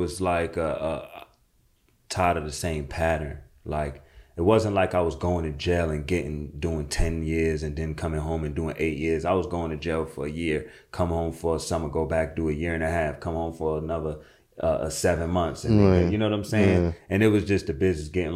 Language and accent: English; New York City, New York, United States; I'm from Jamaica, Queens.